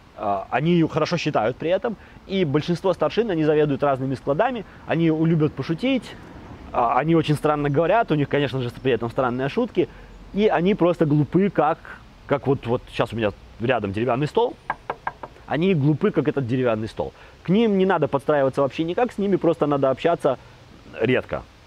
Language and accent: Russian; Babruysk, Mogilev Region, Belarus; я из Бобруйска